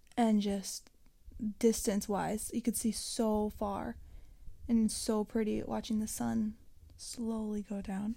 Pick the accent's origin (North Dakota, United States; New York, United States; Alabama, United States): North Dakota, United States; Mountain; my hometown of Mountain, North Dakota